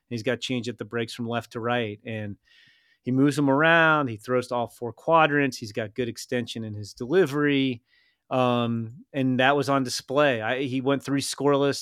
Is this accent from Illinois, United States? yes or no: yes; Chicago, Illinois, United States; I mentioned I was from Chicago